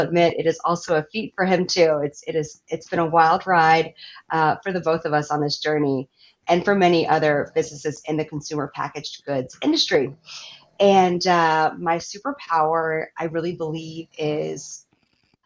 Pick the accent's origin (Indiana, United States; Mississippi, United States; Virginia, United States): Virginia, United States; moved away; also born or lived in Minneapolis, Minnesota; I moved from Minneapolis back to my home state of Virginia